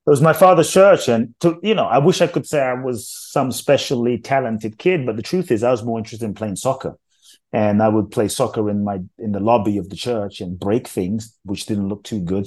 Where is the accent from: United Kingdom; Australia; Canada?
United Kingdom; London; born or raised there; also born or lived in Ghana